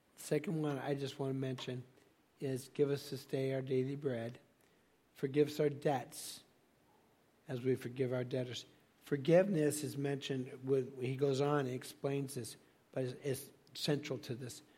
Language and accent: English; Laguna Beach, California, United States; I grew up in Laguna Beach, California